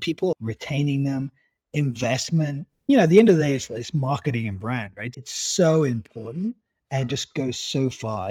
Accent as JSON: {"language": "English", "country": "United Kingdom", "said": "being British"}